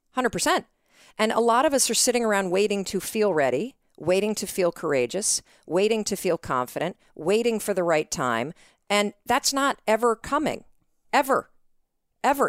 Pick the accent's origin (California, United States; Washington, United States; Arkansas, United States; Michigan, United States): Michigan, United States; North Muskegon; moved away as an adult; also born or lived in New York City / Boston; I grew up in Western Michigan.